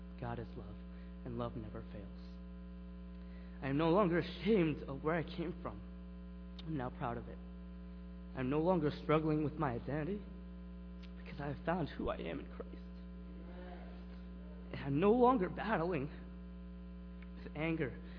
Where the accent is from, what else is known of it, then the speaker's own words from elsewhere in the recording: Lowell, Massachusetts, United States; I'm from Lowell, Massachusetts, and I came with my youth group